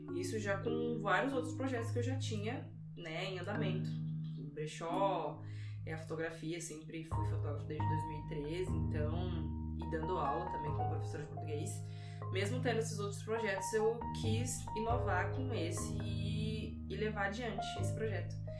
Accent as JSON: {"language": "Portuguese", "town": "Vilhena", "region": "Rondônia", "country": "Brazil", "tie": "born or raised there", "said": "Eu sou natural de Vilhena, interior de Rondônia. Todo o meu olhar que eu tenho para o mundo, ele é investido é, dessa minha vivência toda no interior de Rondônia"}